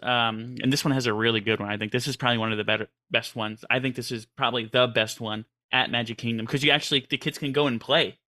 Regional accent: New York City, New York, United States; I grew up in Queens, New York, and as a city boy

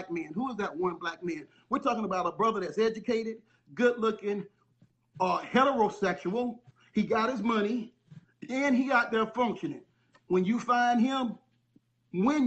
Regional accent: St. Petersburg, Florida, United States; I'm from St. Pete, Tampa, Florida.

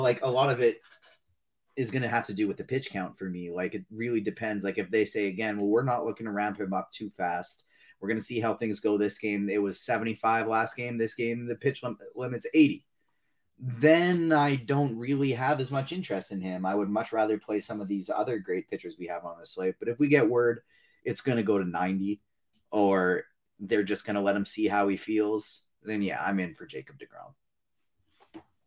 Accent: Canada; I'm Canadian

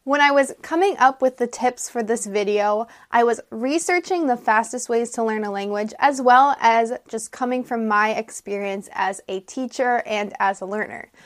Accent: United States; I'm an American English teacher

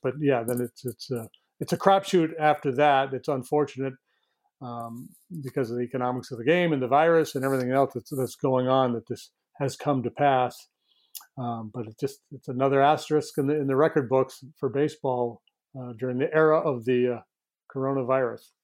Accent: northern New York, United States; moved away; this little town that I'm from in northern New York

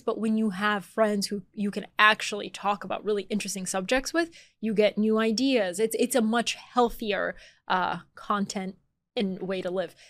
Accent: Atlanta, Georgia, United States; moved away as an adult; also born or lived in Bulgaria; now in New York, United States; I was born in Bulgaria, I grew up in Atlanta, Georgia, I moved to New York as an adult

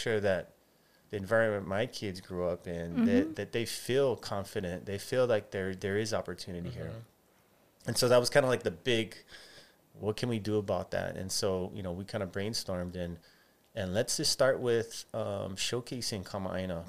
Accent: Hawaii, United States; growing up in Hawaii

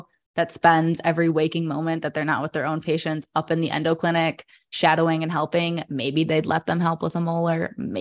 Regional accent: Michigan, United States; since I'm from Michigan and is in-state tuition

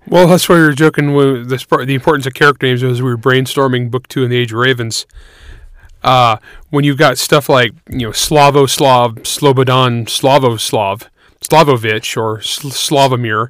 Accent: San Joaquin Valley, California, United States; the San Joaquin Valley of California amongst the Portuguese, where I grew up

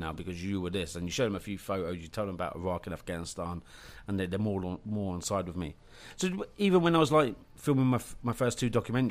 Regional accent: United Kingdom; accent: British; I'm British, I've got a British accent

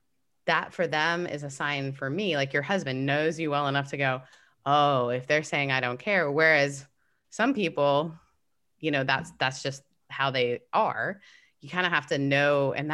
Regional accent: Canada; I'm Canadian.

